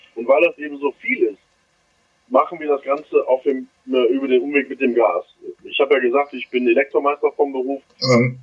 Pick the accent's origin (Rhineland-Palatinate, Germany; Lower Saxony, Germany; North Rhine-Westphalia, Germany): North Rhine-Westphalia, Germany; Düsseldorf; an meine Heimat denkt, Düsseldorf